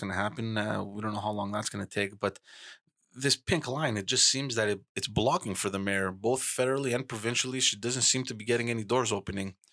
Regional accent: Montreal, Quebec, Canada; I grew up in Park X

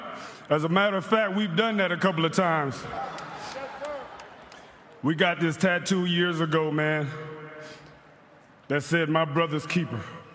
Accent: Fremont, Ohio, United States; my hometown of Fremont, Ohio.

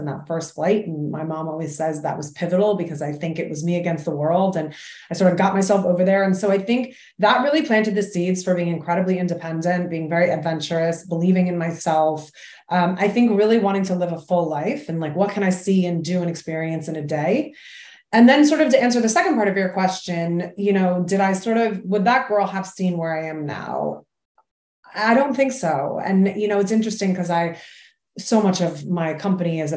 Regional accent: Massachusetts, United States; now in New York City, United States; I grew up in Massachusetts. I currently live in New York City

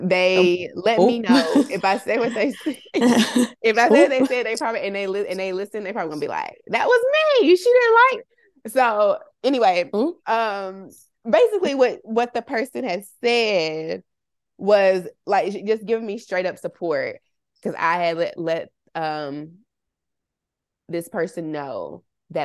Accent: Somerville, Massachusetts, United States; We're from Somerville, and working at like mills, we call them mills in Somerville, which is just like industrial type places.

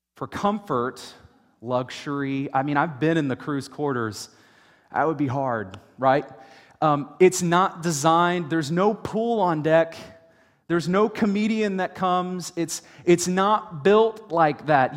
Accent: United States; the American church

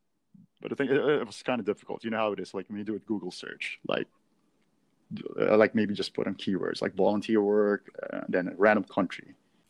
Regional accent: San Diego, California, United States; also born or lived in Manila; So basically, I was born in Manila. Then when I was about four, we all moved to San Diego in California.

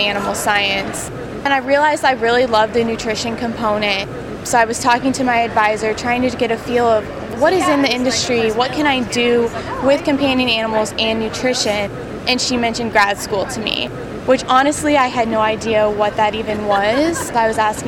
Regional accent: near the University of Iowa, United States; moved away as an adult; also born or lived in Ames, Iowa; now in Manhattan, United States; I grew up very close to the University of Iowa, so grew up a Hawkeye fan

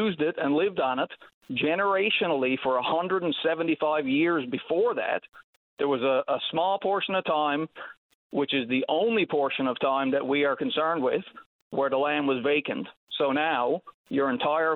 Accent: Newfoundland and Labrador, Canada; generations of my family lived on the property that I grew up on for 175 years at least.

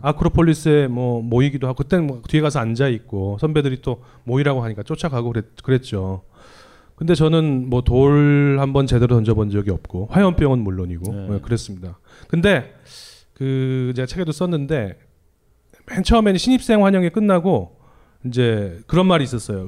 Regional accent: Seoul, South Korea; 제가 그 강남 출신이에요. 서울고등학교 나왔거든요. 서초동에 있어요

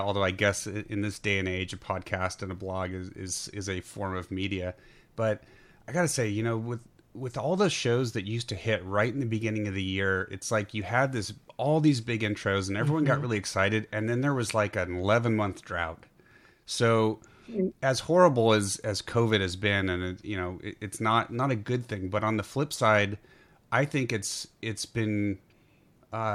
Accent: Bay Area, California, United States; I grew up, both PG and I grew up in the Bay Area, in that area

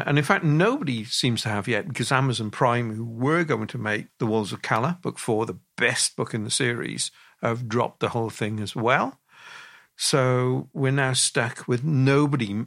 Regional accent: Wales, United Kingdom; I'm Welsh

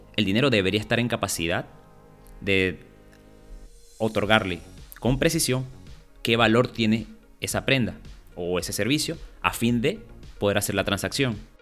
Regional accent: Venezuela; somos venezolanos

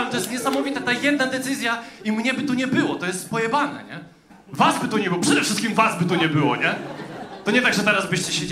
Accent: Subcarpathian Voivodeship, Poland; Ja mówię, mówię o ludziach z Podkarpacia, ile dzięki tej aparaturze i ludzie mają. My jesteśmy z Podkarpacia.

